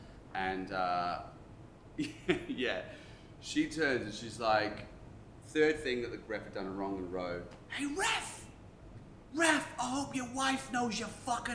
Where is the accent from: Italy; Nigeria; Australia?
Australia; Adelaide, South Australia; accent: Australian; my accent was even stronger than, you know, I was saying earlier. So I made sure I'd yell out really Australian stuff.